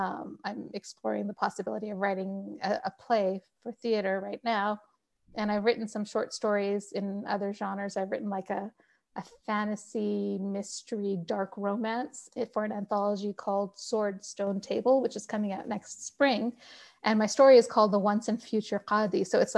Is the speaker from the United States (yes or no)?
no; Pakistan; But I will tell you that being a Pakistani daughter, my parents still, my mother particularly, still tells me, when are you going back to the practice of law?